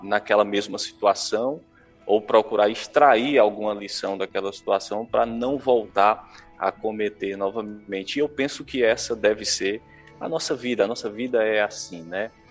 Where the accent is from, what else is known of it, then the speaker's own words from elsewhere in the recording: Hidrolândia, Ceará, Brazil; moved away; eu nasci em Hidrolândia, é, nós sempre moramos na sede do município e tivemos uma infância tranquila